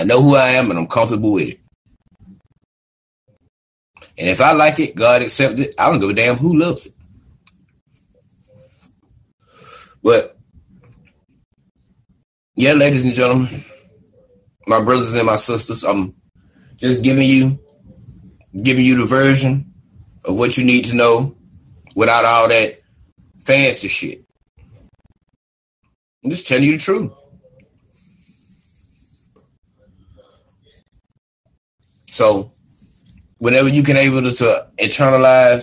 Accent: United States; I'm a black man in America. And they say that I'm from African descent.

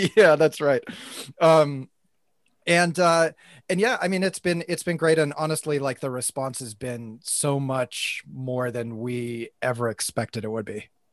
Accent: United States; moved away; I'm from the U S, I'm not Canadian

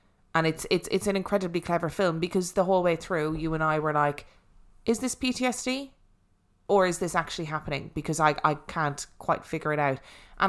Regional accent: Ireland; accent: Irish; and my Irish accent do not go.

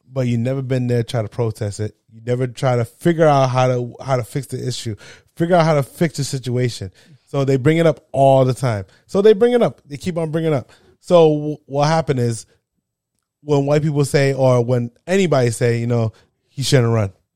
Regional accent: New Jersey, United States; I'm from New Jersey

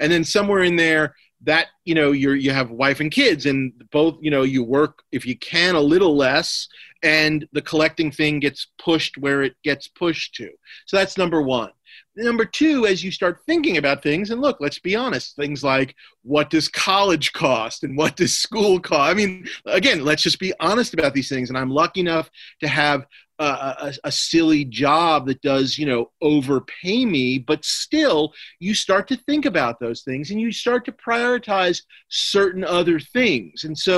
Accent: New York, United States; Sometimes when my mother is cleaning our place where I was raised in New York, she'll just send me a box of stuff.

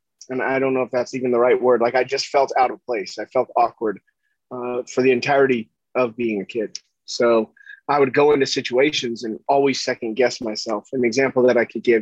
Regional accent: Huntington Beach, California, United States; I grew up in Orange County, California, and in Huntington Beach

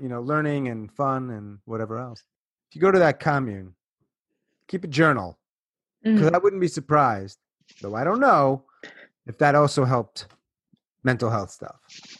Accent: New York, United States; moved away; I'm originally from New York

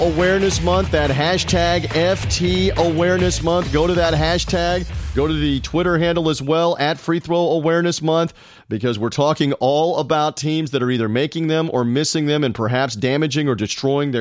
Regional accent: Memphis, Tennessee, United States; Memphis, my hometown

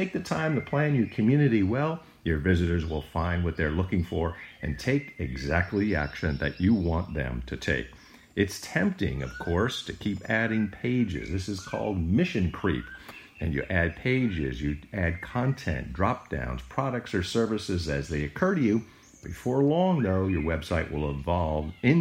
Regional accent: United States; growing up near New York City

